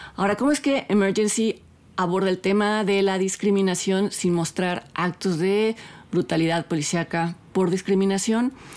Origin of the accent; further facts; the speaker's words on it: Mexico; Nosotros como espectadores mexicanos